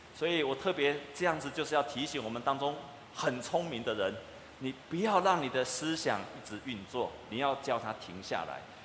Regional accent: Taiwan; 我们台湾人

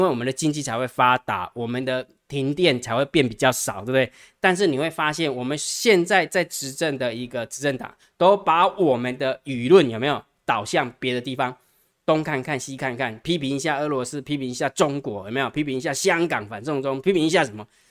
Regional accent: Taiwan; 其实我们台湾人哈

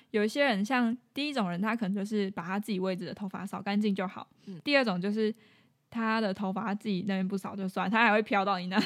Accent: Kaohsiung, Taiwan; moved away as an adult; 我是住在，以前住在高雄

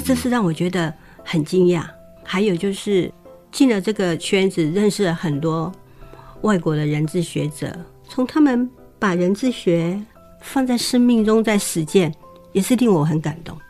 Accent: Taiwan; 原来我是跟他们一伙，就是台湾人

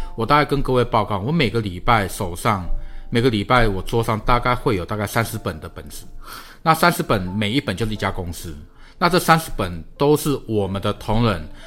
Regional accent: Taiwan; also born or lived in China; 我们台湾人都听过中国的创家有很高的所谓的狼性

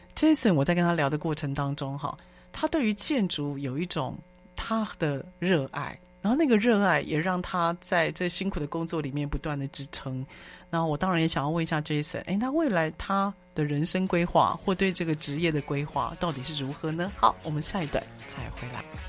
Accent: Taiwan; 我们台湾

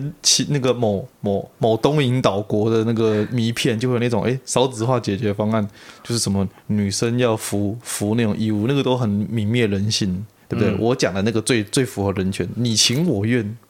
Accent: Taipei, Taiwan; 我台北人，我最懂了。

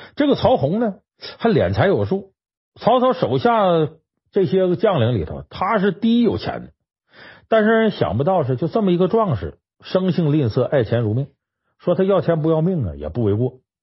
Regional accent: Harbin, Heilongjiang, China; 我老家哈尔滨

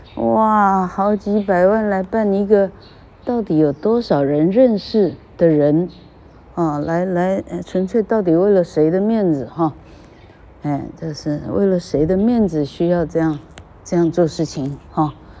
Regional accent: Taiwan; 我们有幸生长在台湾

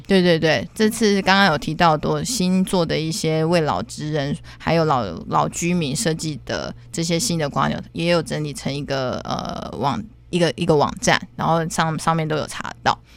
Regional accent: Taiwan; 在我们的台湾， 尤其是台南

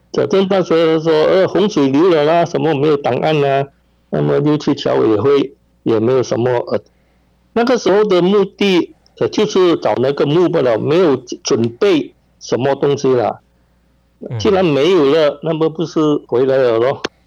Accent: Penang, Malaysia; also born or lived in Hainan, China; 我本身是在槟城出事。 但是，呃，我一岁的时候，我的父母就把我带回去海南，大概是七岁左右吧，就回来槟城。我去的时候，我， 我抵达海南的时候应该是一九四八年，呃，中了。那么离开海南大概是一九五四年这样

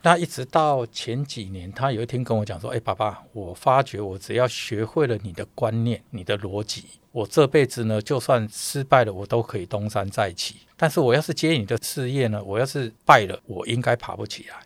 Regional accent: Changhua County, Taiwan; moved away as an adult; also born or lived in Tainan; now in Taipei, Taiwan; 因为我彰化人，我在台南读书，我在左营当兵

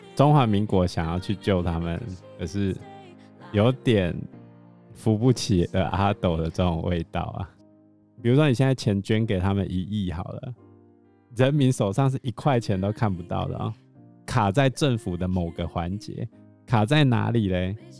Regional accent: Taiwan; 他们都知道我们台湾人是有钱的

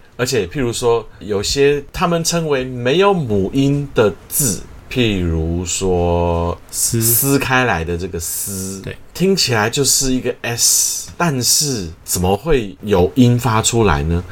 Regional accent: Taiwan; first language Mandarin Chinese; also born or lived in United States; 我自己的母语当然是中文，然后我家里是客家人，所以我会讲客家话。然后从小在台语的环境长大

